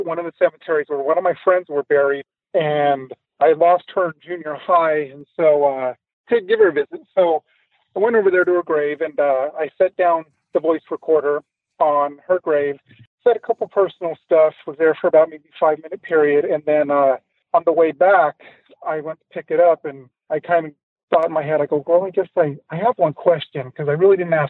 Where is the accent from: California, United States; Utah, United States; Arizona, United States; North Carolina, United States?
Utah, United States; West Jordan; I'm originally here from Salt Lake City, West Jordan, to be specific, in there in Utah.